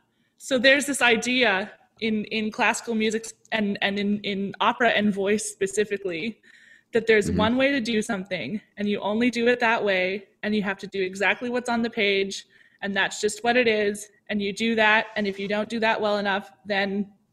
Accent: Ottawa, Ontario, Canada; also born or lived in Toronto; Yeah, I was born in Ottawa and then we spent some time in Toronto and then we spent some more time in Ottawa. And then I came back to Toronto, like in eighth grade.

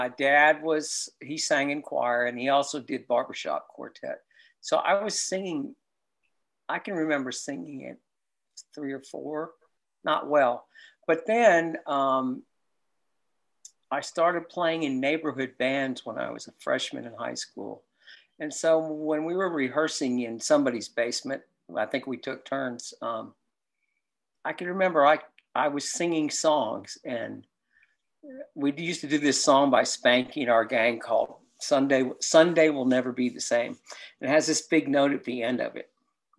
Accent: Cleveland, Ohio, United States; also born or lived in Pittsburgh / Kentucky; I was such a sports fan because I grew up in Cleveland, and then we moved to Pittsburgh before I moved to Kentucky.

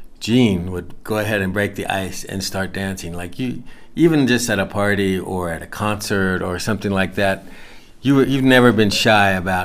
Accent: Cincinnati, Ohio, United States; We grew up in Cincinnati, Ohio.

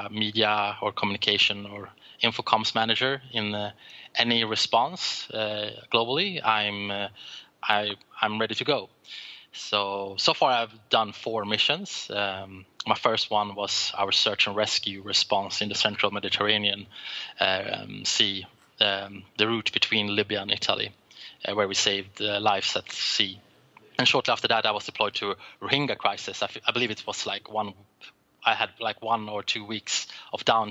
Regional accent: Sweden; I'm from Sweden

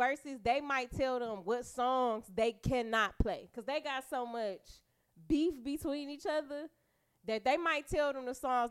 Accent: Detroit, Michigan, United States; feel like because I'm from Detroit, I'm supposed to go with … because … is kind of basically from here.

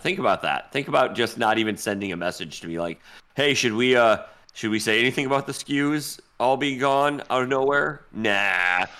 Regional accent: Michigan, United States; I'm from Michigan.

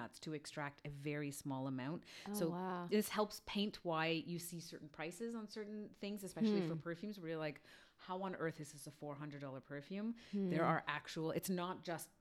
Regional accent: Toronto, Ontario, Canada; I am a North York girl, and then I'm now living in Toronto

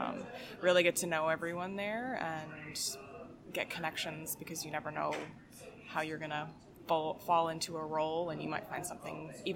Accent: Delaware, United States; now in Rochester, United States; Mostly Delaware. I've moved around a lot, though.

